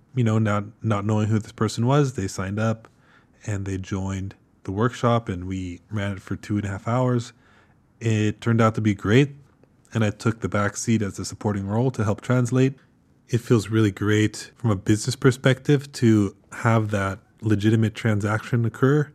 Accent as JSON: {"language": "English", "region": "California", "country": "United States", "tie": "born or raised there", "also_born_or_lived": "Kyoto", "moved": "as an adult", "said": "I'm an American, born and raised in California"}